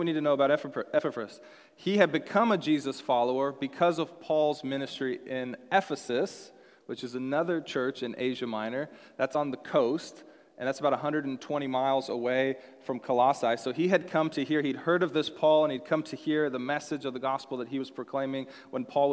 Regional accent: Seattle, Washington, United States; moved away; also born or lived in Texas; I was from Seattle

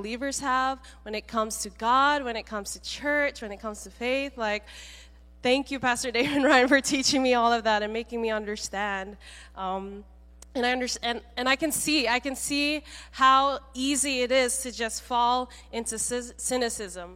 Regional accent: Malaysia; now in Seattle, United States; I grew up mainly in Malaysia, coming here in to Seattle

